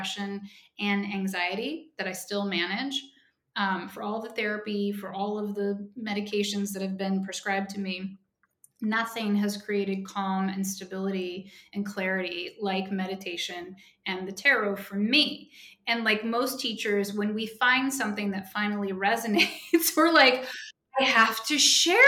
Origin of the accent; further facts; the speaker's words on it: Oklahoma, United States; When I was 16 and from 16 to 18, I'm from Oklahoma